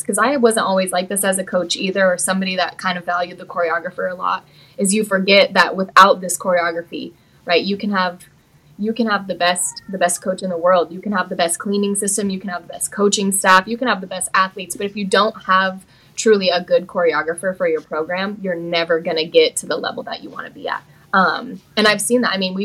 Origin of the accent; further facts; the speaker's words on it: Las Vegas, Nevada, United States; I am from Las Vegas